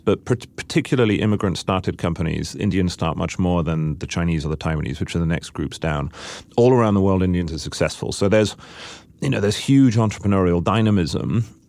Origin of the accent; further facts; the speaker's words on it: United Kingdom; I'm a Brit